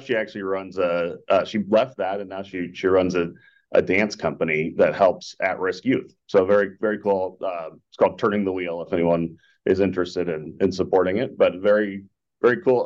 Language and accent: English; Boulder, Colorado, United States; moved away as an adult; now in Scottsdale, United States; I grew up in Colorado, where you're just mentioning. So I grew up in a little town called Boulder, Colorado